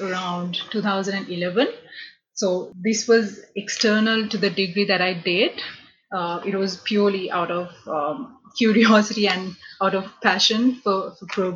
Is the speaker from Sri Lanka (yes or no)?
yes; Sri Lanka; moved away as an adult; I'm originally from Sri Lanka. So back home in Sri Lanka, so we have A-levels